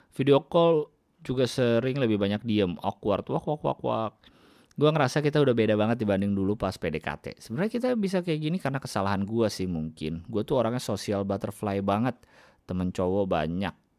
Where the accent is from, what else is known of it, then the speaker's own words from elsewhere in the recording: Jakarta, Indonesia; also born or lived in Bandung; gua lama lahir besar di Jakarta, kuliah